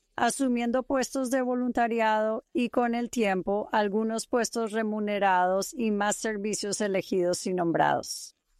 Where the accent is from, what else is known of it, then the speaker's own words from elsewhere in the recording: East Bay, San Francisco, California, United States; moved away as an adult; also born or lived in Utah / Eastern Washington / Pennsylvania / Idaho; now in Saratoga Springs, United States; Crecí en la bahía este de San Francisco